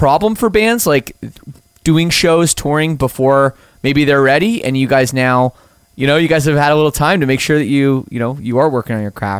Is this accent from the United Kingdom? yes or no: no; Toronto, Ontario, Canada; I was born in Scarborough